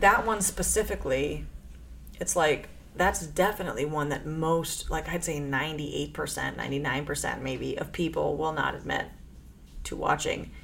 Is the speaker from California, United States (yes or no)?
no; Chicago, Illinois, United States; I grew up in Chicago, which is like very liberal